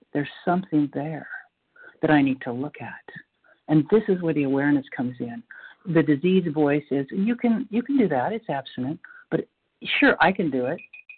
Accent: North Carolina, United States; I'm from North Carolina.

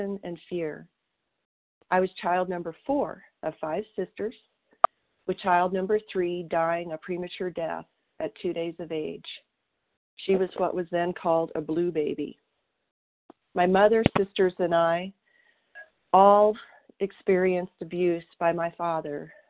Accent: southern Colorado, United States; moved away as an adult; also born or lived in Wyoming / Oklahoma; my hometown in southern Colorado

